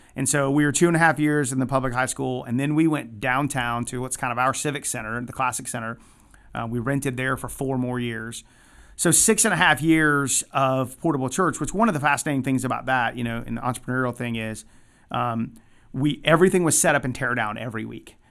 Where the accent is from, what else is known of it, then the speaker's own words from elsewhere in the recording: Atlanta, Georgia, United States; now in Athens, United States; I grew up in Metro Atlanta